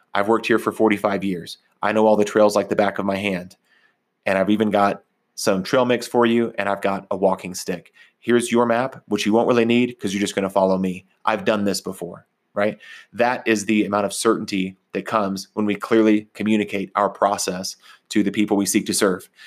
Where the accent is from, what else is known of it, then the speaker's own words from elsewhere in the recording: Texas, United States; also born or lived in Oklahoma, United States; now in Colorado, United States; when I grew up in Texas and Oklahoma, we didn't go hiking